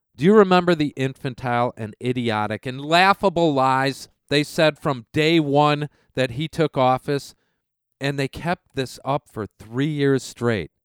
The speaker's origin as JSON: {"language": "English", "country": "United States", "said": "We as American citizens"}